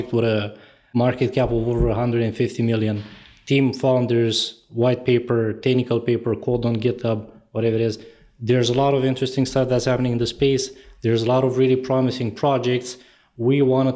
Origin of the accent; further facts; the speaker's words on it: Romania; moved away as an adult; now in Toronto, Canada; I was born and raised in Eastern Europe in Romania, completed a bachelor's in computer science there